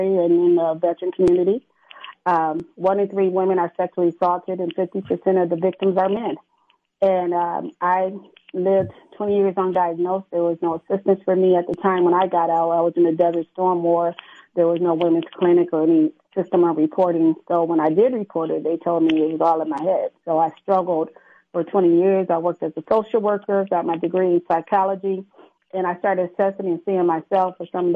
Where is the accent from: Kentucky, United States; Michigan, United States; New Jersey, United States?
Michigan, United States; Grand Rapids; Grand Rapids, Michigan, which happens to be my hometown